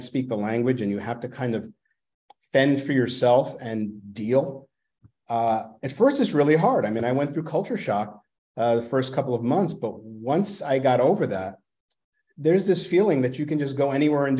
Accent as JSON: {"language": "English", "town": "New York City", "region": "New York", "country": "United States", "tie": "born or raised there", "accent": "Brooklynese", "moved": "yes", "said": "I grew up in Brooklyn"}